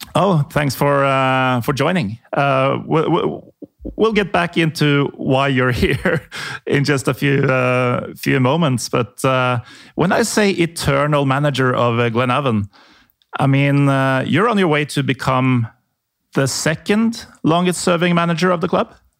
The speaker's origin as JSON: {"language": "English", "country": "Norway", "said": "I'm from Norway."}